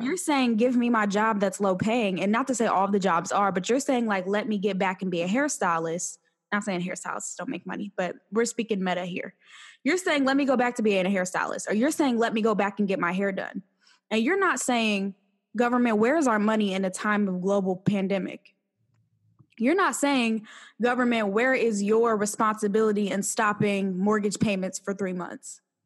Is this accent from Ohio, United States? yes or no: yes; Ohio, United States; born or raised there; moved away